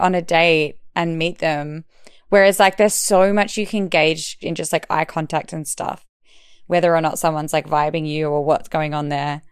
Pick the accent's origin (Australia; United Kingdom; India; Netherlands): Australia; Perth, Western Australia; moved away as an adult; now in Melbourne, Australia; I'm from Perth and it's kind of like a small country town city type vibe